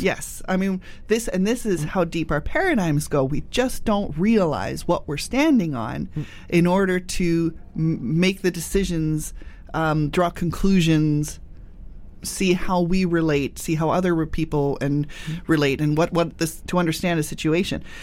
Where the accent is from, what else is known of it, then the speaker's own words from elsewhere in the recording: United Kingdom; moved away; I immigrated in, within my lifetime. Doesn't really matter. I'm British.